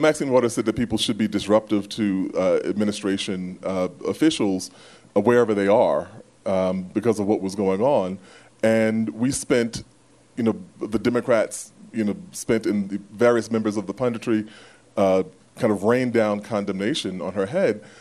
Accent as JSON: {"language": "English", "town": "New York City", "region": "New York", "country": "United States", "tie": "born or raised there", "said": "I am from South Jamaica"}